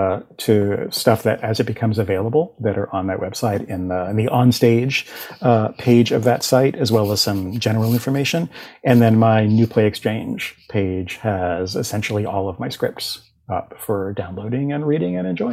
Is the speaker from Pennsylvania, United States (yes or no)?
no; Boston, Massachusetts, United States; accent: Boston; I grew up in the Boston area, still live in the Boston area, and I spent so much of my youth like getting rid of my Boston accent